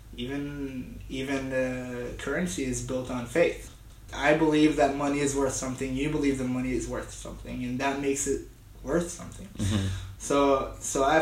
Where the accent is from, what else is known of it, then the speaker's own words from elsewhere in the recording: Israel; moved away as an adult; I come from Israel, where we have mandatory military service.